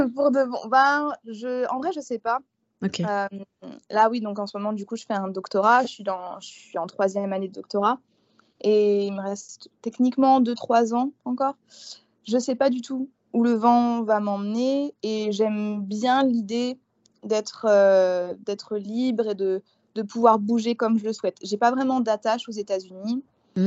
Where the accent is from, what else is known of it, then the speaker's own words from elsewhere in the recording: eastern France, France; moved away as an adult; now in New Orleans, United States; Je suis née en France, dans l'est de la France, dans un, petit village. Moi, à la base, je suis campagnarde.